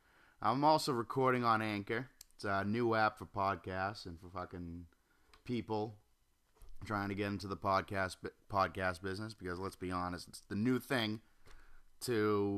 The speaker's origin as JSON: {"language": "English", "town": "Norwell", "region": "Massachusetts", "country": "United States", "tie": "born or raised there", "lives_now": "Wilmington, United States", "said": "I'm living in Wilmington, North Carolina. Norwell, Massachusetts is my home. Thank God I grew up in the Golden Ghetto, as they call it."}